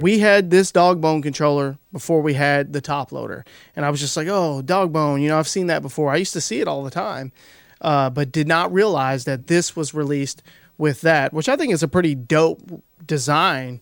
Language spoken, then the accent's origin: English; Kentucky, United States; I'm from Kentucky.